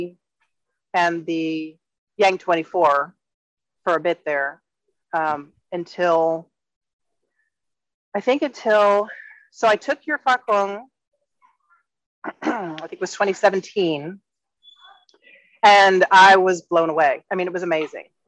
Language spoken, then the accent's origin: English; Texas, United States; moved away as an adult; now in Playas del Coco, Costa Rica; I grew up in Texas.